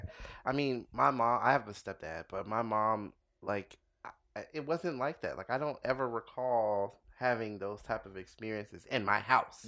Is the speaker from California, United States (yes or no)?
yes; Los Angeles, California, United States; L A, it was out here